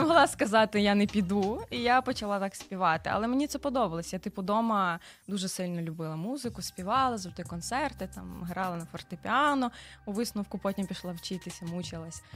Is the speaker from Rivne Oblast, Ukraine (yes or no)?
yes; Varash, Rivne Oblast, Ukraine; Народилася в місті Кузнецовськ, а потім перейменували на місто Вараш.